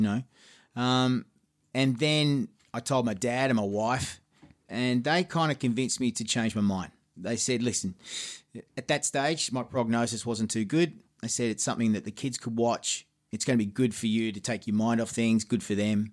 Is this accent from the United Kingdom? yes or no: no; Geelong, Victoria, Australia; my hometown of Geelong.